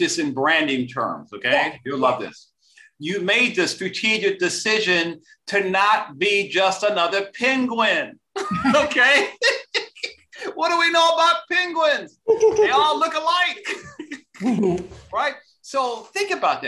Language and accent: English; Detroit, Michigan, United States; I'm originally from Detroit, Michigan. Back in the days of Motown.